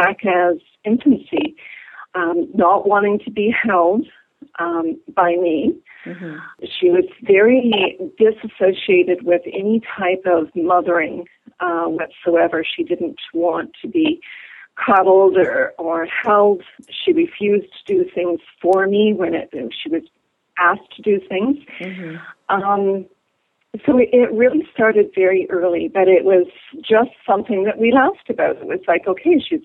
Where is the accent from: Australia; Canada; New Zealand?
Canada; Sault Ste. Marie, Ontario; moved away as an adult; now in Toronto, Canada; I'm from a small town in northern Ontario called Sault Ste. Marie, and I grew up normally